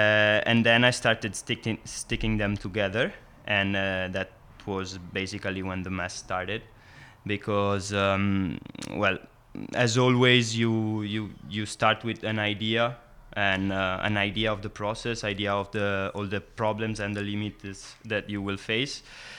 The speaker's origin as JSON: {"language": "English", "country": "Italy", "second_language": "English", "lives_now": "San Sebastian, Spain", "said": "I'm …. I'm from Italy originally, but I'm coming from San Sebastian in Basque Country."}